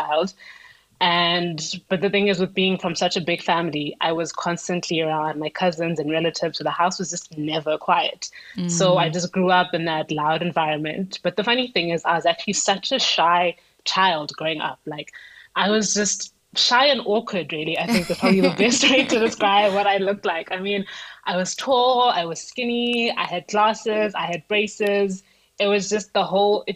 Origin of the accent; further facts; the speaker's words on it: Soweto, Gauteng, South Africa; I'm 30 years old and I'm from Soweto.